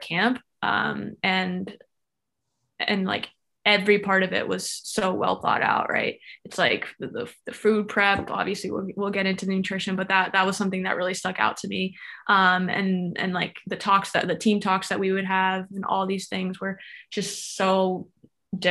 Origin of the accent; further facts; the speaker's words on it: Florida, United States; I was born and raised in Florida.